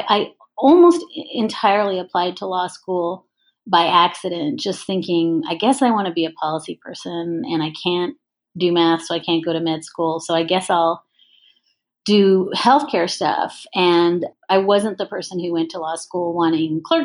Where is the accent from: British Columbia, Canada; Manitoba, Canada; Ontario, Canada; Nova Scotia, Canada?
Ontario, Canada; moved away; I grew up in Ontario